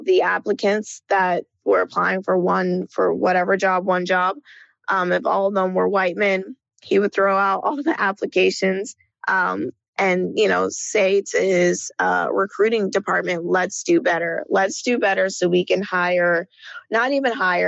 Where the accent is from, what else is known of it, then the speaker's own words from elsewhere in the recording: Marietta, Georgia, United States; moved away as an adult; also born or lived in New York / Los Angeles; I come from Marietta, Georgia, which is right outside of Atlanta